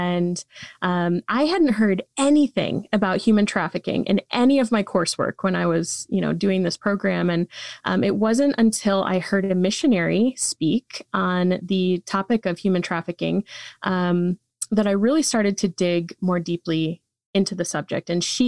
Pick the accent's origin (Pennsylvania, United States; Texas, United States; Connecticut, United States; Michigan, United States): Michigan, United States; I did. Yeah. Yep. I was born and raised here in Michigan and did my undergrad at Michigan State University.